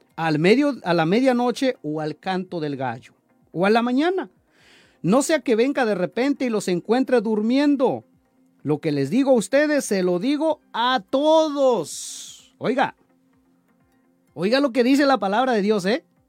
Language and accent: Spanish; Chalcatongo, Oaxaca, Mexico; moved away; de allá de mi pueblo de Chalcatongo